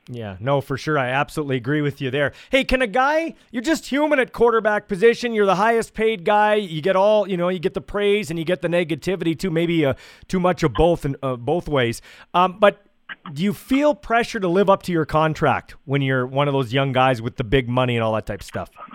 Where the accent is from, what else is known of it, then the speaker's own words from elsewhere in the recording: Canada; I grew up here in Canada